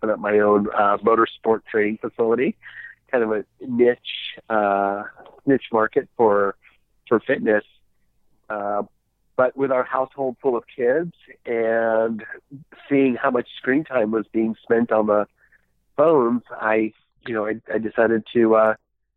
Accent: New York, United States; also born or lived in Tbilisi, Georgia; I was born in Tbilisi, Georgia, Soviet Union. And immigrated to the United States, and I was raised in on the East Coast in New York

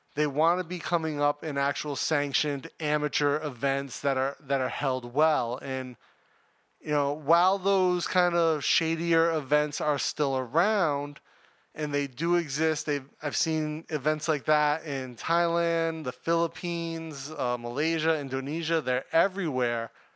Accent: United States; I'm American

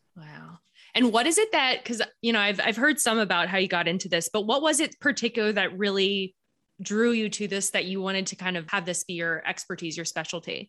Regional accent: Philadelphia, Pennsylvania, United States; I grew up in Philly

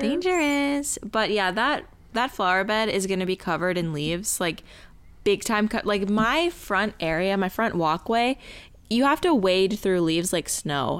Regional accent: Tucson, Arizona, United States; growing up in Tucson with rattlesnakes

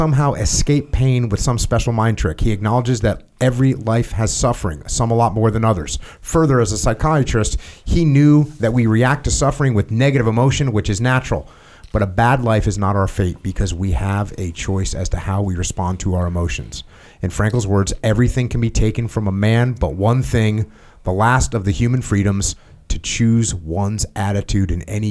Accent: New England, United States; I'm from New England

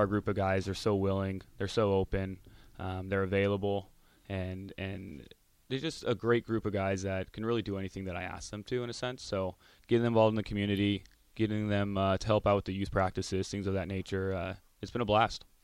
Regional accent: Orange County, California, United States; now in Lincoln, United States; I grew up in Orange County

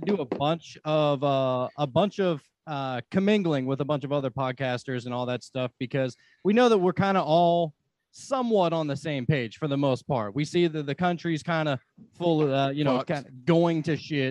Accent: Beaver County, Pennsylvania, United States; moved away; I'm from, I lived in Beaver County, which is about 45 minutes from Pittsburgh

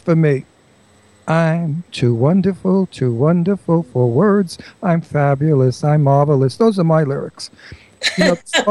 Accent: New York City, New York, United States; also born or lived in Long Island; I was born and bred in Brooklyn, and I lived on Long Island.

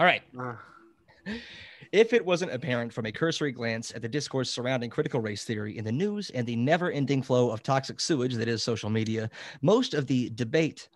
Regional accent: Kentucky, United States; In my home state of Kentucky

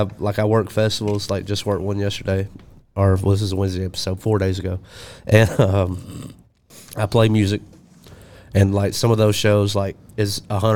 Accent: Alabama, United States; My home state, Alabama

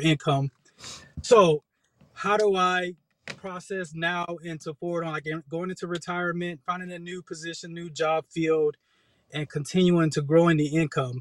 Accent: Texas, United States; also born or lived in Oceanside, California; now in Hawaii, United States; I'm from Texas originally

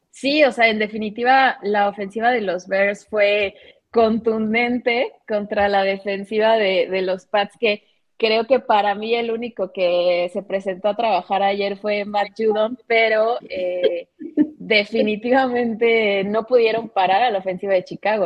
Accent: Mexico

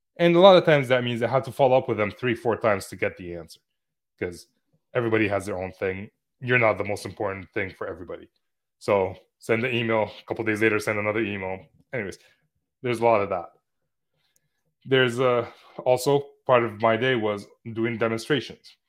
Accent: Lebanon; moved away; my hometown in Lebanon

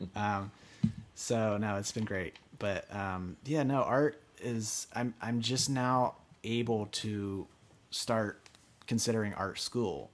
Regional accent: Pennsylvania, United States; also born or lived in Northern California; now in Pasadena, United States; was actually able to settle for the first time since leaving Pennsylvania

